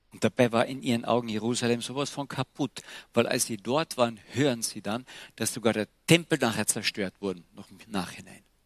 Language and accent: German; Klagenfurt, Carinthia, Austria; Bei uns in Klagenfurt